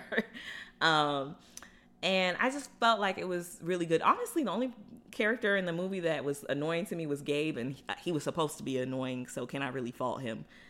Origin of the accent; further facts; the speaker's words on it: Florida, United States; growing up in Florida